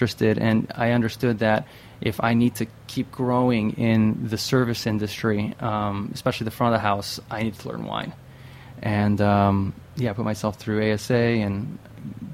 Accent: Western New York, United States; moved away as an adult; now in New York City, United States; I'm from Western New York

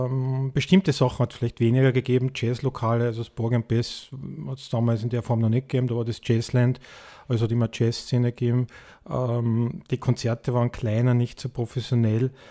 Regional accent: Tyrol, Austria; also born or lived in United States; ich bin übrigens in, in, in Amerika geboren und in Tirol aufgewachsen, so. Ja. Also mein, mein Dialekt ist etwas ähm, wenig nur mehr vorhanden.

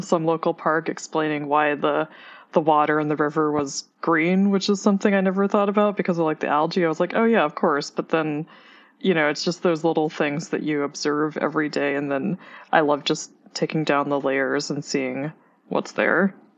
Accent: Oklahoma, United States; now in New York City, United States; I grew up in Oklahoma

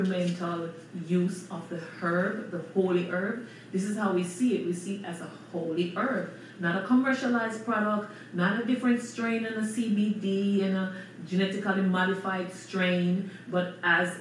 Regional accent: Jamaica; we as indigenous people of Jamaica

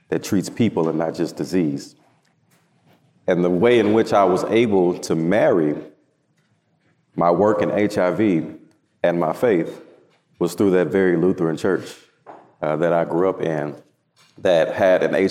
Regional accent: Houston, Texas, United States; I am from Houston, Texas, born and raised

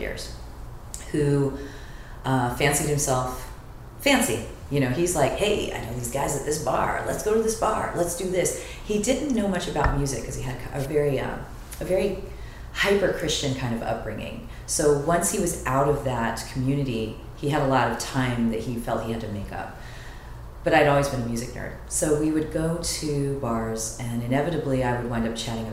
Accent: San Diego, California, United States; now in Los Angeles, United States; I grew up in San Diego, so we're beach kids.

